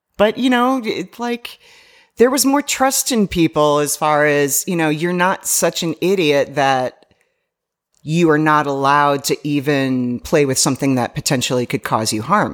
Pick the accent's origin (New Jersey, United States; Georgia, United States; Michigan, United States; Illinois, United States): Illinois, United States; Chicago; moved away; Chicago, I grew up in Chicago